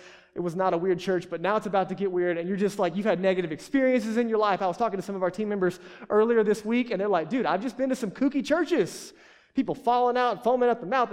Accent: United States; we're American

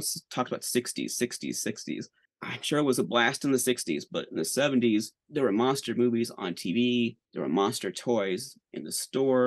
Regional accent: St. Louis, Missouri, United States; I grew up in the St. Louis area

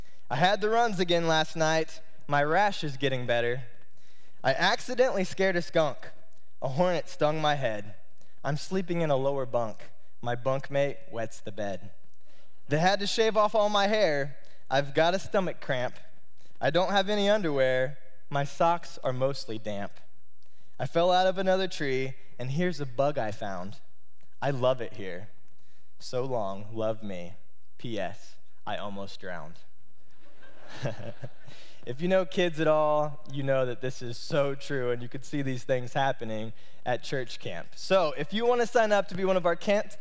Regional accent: Indiana, United States; growing up in Indiana

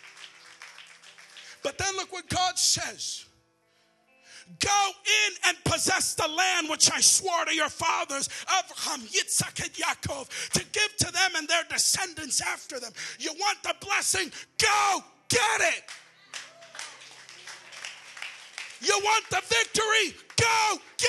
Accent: Philadelphia, Pennsylvania, United States; now in Texas, United States; I'm not even Texan. I'm from Pennsylvania. I'm a Philly boy

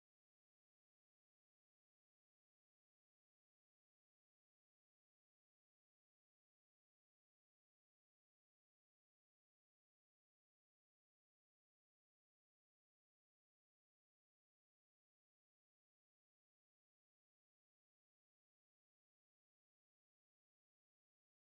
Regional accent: New Jersey, United States; moved away as an adult; also born or lived in California; I'm from New Jersey

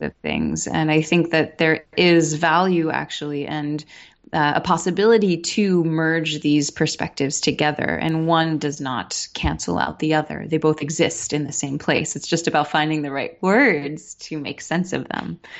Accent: New York City, New York, United States; I'm born and raised in New York City

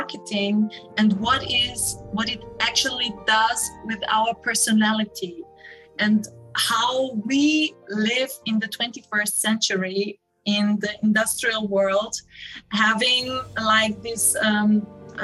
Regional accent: Burgenland, Austria; now in Linz, Austria; I am actually based in Linz, but I was born in Burgenland. Close to the Hungarian border

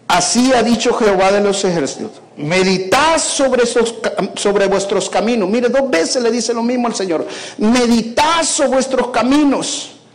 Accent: El Salvador; moved away as an adult; now in United States; Me quedo en El Salvador

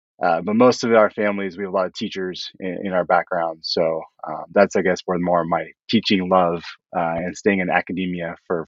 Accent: California, United States; So I grew up mostly in California. We moved around a bunch as a kid

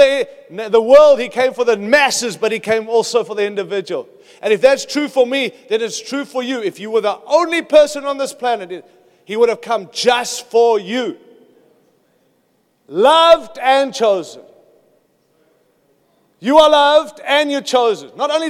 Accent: United States; I come from America

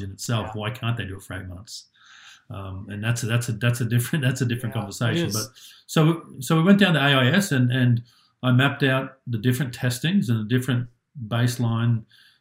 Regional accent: Australia; moved away as an adult; also born or lived in United States / Japan; I grew up in Australia

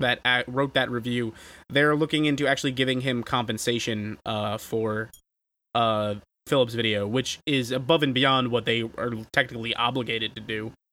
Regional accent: New York, United States; as a New Yorker

